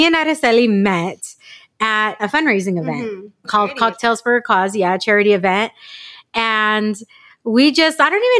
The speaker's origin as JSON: {"language": "English", "town": "San Diego", "region": "California", "country": "United States", "tie": "born or raised there", "said": "a native San Diegan. Mm-hmm. So tell me your experience, because I grew up in North County."}